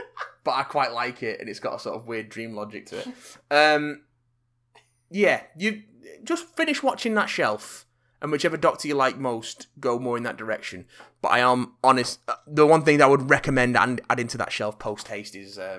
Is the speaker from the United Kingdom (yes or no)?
yes; Bradford, Yorkshire and the Humber, United Kingdom; even though I'm from Bradford and sound nothing like that, so I'm honoured.